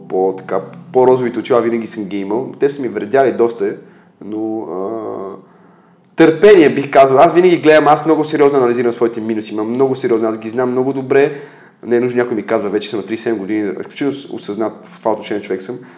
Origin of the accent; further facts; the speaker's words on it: Bulgaria; сме родени в България